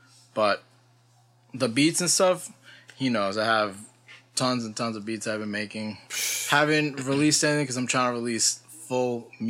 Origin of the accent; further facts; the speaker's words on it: New York, United States; From New York. New York.